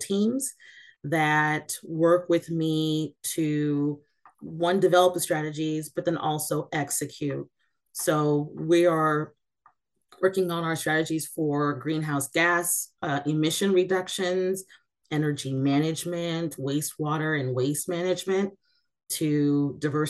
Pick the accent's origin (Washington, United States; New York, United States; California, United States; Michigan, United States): Washington, United States; Seattle; also born or lived in East Coast; I am from Seattle, Washington